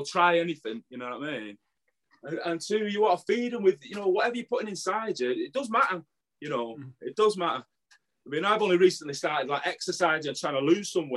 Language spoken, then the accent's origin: English; Manchester, North West England, United Kingdom; I'm from Burnage, Firetown, you know, you can probably tell that with the accent